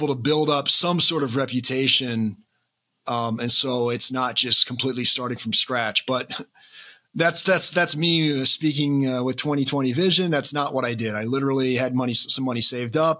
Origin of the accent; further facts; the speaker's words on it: Iowa, United States; now in Kansas City, United States; I'm from the Midwest. So I grew up in Iowa, I live in Kansas City